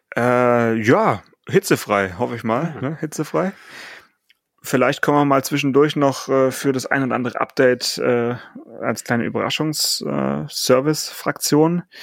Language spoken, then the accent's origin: German; Swabia, Baden-Württemberg, Germany; ich bin ja geborener Schwabe